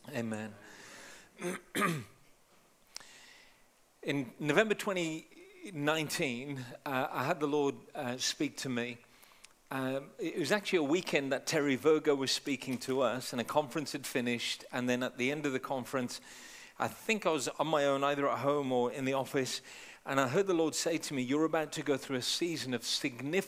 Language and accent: English; United Kingdom; also born or lived in Punjab; Born and raised in the UK, but I'm Indian, so not English.